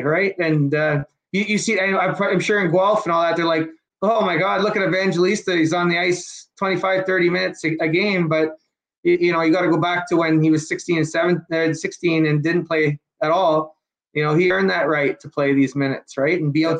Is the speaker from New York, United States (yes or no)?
no; Pittsburgh, Pennsylvania, United States; I wrote a story just talking about what it was like growing up in Pittsburgh and how different it is from London.